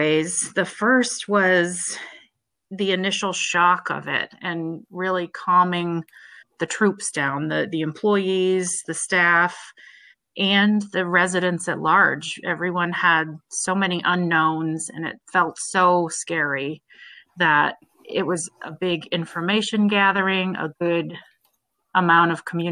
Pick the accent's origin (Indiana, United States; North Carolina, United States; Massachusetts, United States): Massachusetts, United States; Harwich; I grew up here in Harwich, born and raised